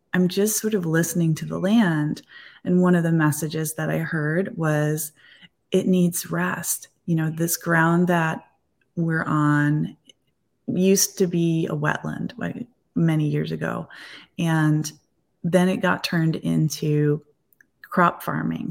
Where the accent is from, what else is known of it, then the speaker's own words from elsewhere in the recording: Eastpointe, Michigan, United States; I grew up in East Detroit